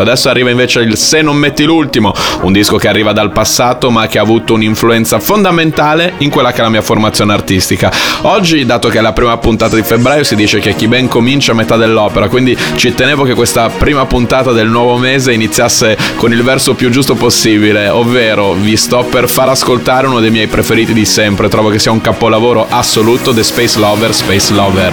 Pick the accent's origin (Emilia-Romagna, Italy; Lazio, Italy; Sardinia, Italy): Emilia-Romagna, Italy; Bologna; io sono di Bologna